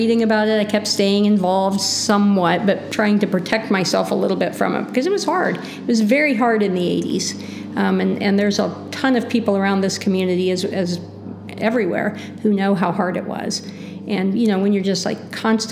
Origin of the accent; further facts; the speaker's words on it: Maroa, Illinois, United States; moved away as an adult; now in Champaign-Urbana, United States; I grew up in Maroa, which is about 9 miles north of Decatur